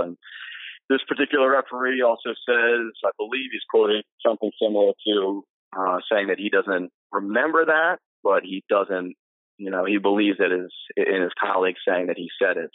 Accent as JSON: {"language": "English", "town": "Ocean City", "region": "New Jersey", "country": "United States", "tie": "born or raised there", "said": "I grew up in Ocean City, uh, graduated from high school there, went on to college at the College of New Jersey"}